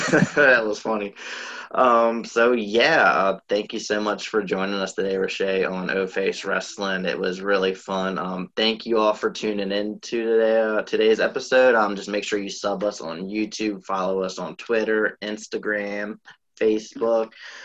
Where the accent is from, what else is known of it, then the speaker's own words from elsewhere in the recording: New Orleans, Louisiana, United States; oh, well, she's from New Orleans, I'm from New Orleans, I can, you know, I can make it big too